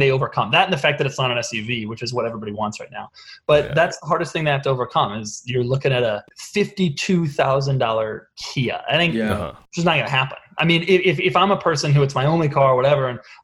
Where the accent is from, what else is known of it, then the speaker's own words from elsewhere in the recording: Denver, Colorado, United States; I grew up in Denver in the 90s